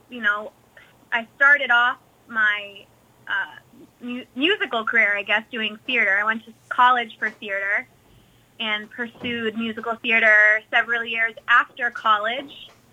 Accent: southern New Hampshire, United States; born and raised in southern New Hampshire

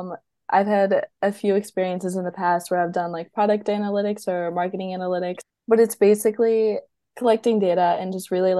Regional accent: Cleveland, Ohio, United States; moved away; I'm actually from the States. I'm from Cleveland, Ohio, but I'm moving to Pittsburgh, Pennsylvania

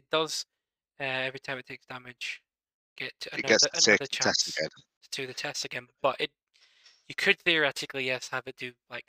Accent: United Kingdom; we're British and we love to moan.

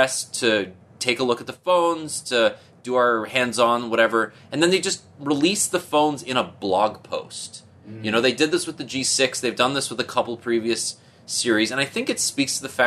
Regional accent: Canada; As a Canadian

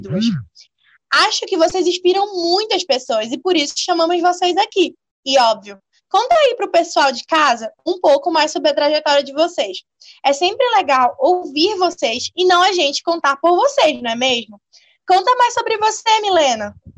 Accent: Brazil; eu sou do Brasil

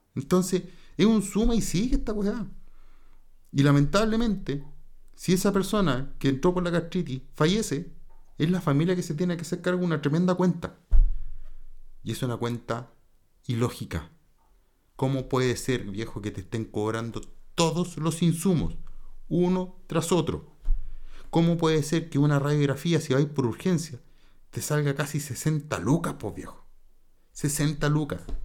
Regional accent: Chile; el chileno chiquillo

